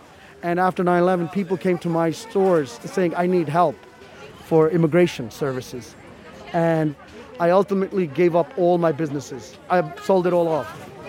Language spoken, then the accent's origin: English; Brooklyn, New York, United States; also born or lived in Pakistan; I grew up in the Sheepshead Bay Projects in Brooklyn.